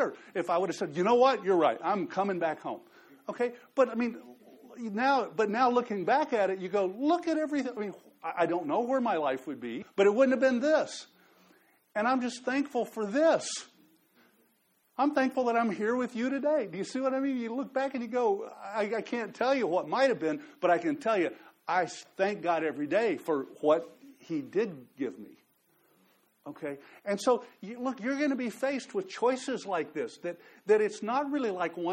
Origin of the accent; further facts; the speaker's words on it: Dallas area, Texas, United States; moved away as an adult; also born or lived in New Orleans; I grew up in Texas, and I grew up in the Dallas area